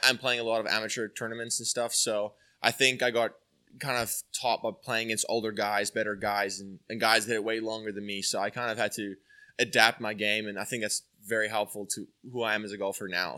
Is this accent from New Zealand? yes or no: no; South Africa; moved away as an adult; now in Atlanta, United States; grew up from a small beach, beach town, um, and, uh, obviously it was really, it still is very golf orientated. So I'm, like, a little Pinehurst in South Africa where I'm from